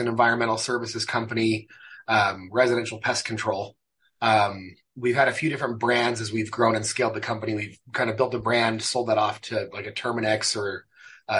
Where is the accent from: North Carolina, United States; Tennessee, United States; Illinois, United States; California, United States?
California, United States; San Bernardino; moved away as an adult; also born or lived in Mexico City, Mexico; now in Utah, United States; I grew up in Southern California, San Bernardino